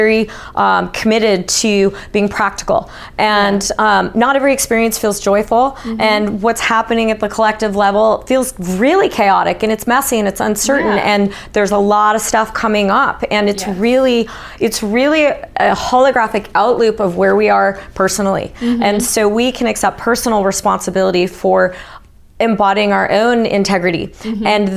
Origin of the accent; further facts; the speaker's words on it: United States; I was from America